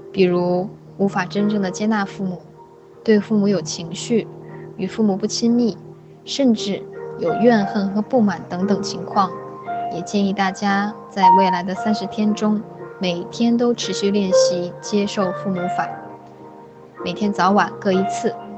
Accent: China; 我们中国人表达情绪和表达情感的方式很内敛

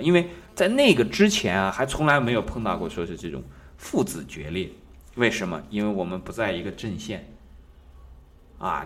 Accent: China; 比方说我们中国人的历史当中呢

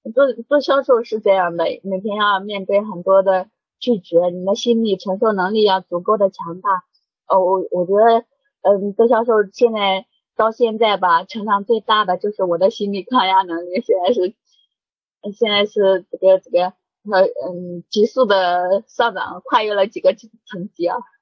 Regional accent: Henan, China; now in Shanghai, China; 我是河南人

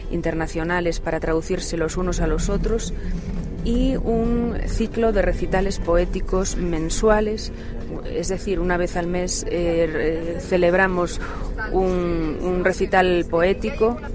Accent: Santiago de Compostela, Galicia, Spain; Pues yo nací en Santiago de Compostela, en la capital de Galicia, soy gallega

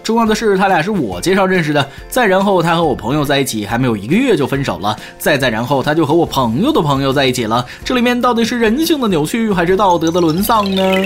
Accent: northern China, China; 身为一个北方人

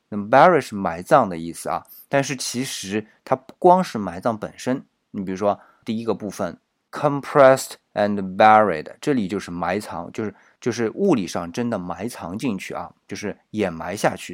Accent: China; 我们中国人

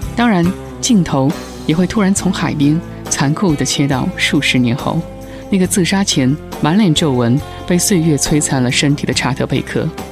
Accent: inland China, China; 我自己是在内地长大的人

